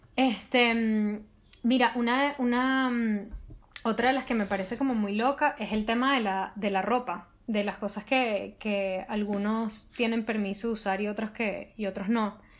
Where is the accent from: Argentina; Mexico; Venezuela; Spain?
Venezuela; nosotros como venezolanos